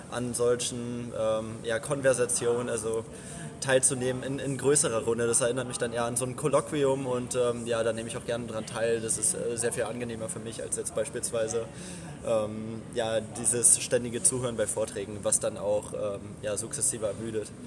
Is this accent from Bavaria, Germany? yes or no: no; Berlin, Germany; Genau, also wir kommen aus Berlin.